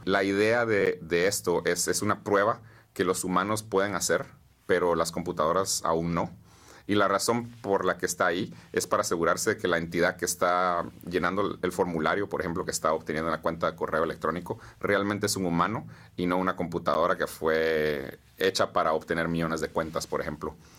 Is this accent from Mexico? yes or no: no; Guatemala; moved away as an adult; now in United States; Nací y crecí en Guatemala.